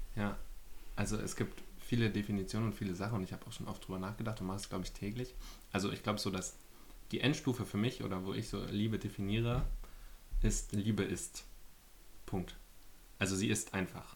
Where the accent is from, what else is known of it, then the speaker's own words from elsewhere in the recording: Berlin, Germany; Ich bin 29, ich komme aus Berlin